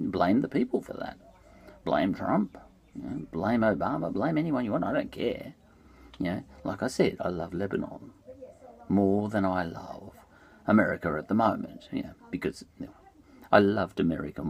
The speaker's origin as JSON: {"language": "English", "country": "Australia", "said": "I'm an Australian"}